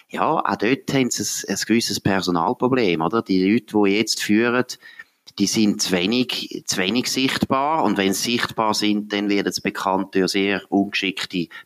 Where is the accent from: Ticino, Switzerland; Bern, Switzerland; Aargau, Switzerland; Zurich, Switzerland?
Zurich, Switzerland; Wädenswil; zum Beispiel auch Wädenswil, wo ich daheim bin